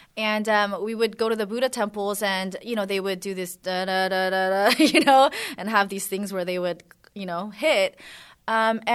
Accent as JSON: {"language": "English", "country": "United States", "tie": "born or raised there", "also_born_or_lived": "South Korea", "said": "we immigrated to the States"}